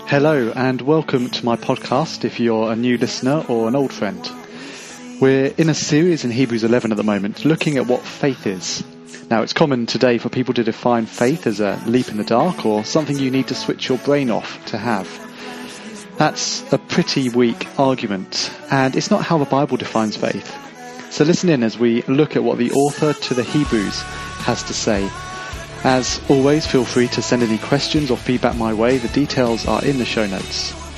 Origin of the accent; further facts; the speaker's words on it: Ramsgate, South East England, United Kingdom; now in St Albans, United Kingdom; When I moved from my hometown of Ramsgate down in the southeast coast to St. Albans